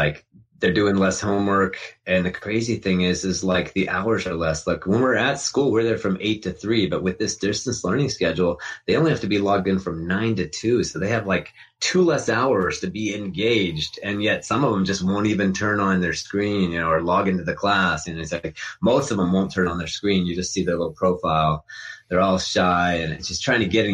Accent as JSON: {"language": "English", "town": "Morgantown", "region": "West Virginia", "country": "United States", "tie": "born or raised there", "also_born_or_lived": "Atlanta, Georgia", "said": "I grew up in Morgantown, West Virginia"}